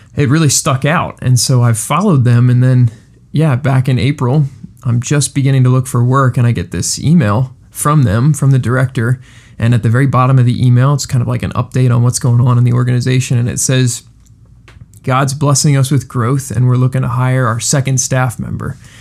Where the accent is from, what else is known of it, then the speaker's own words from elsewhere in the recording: Coatesville, Pennsylvania, United States; also born or lived in West Chester, Pennsylvania / Tennessee; I'm from Coatesville. I'm from right down the road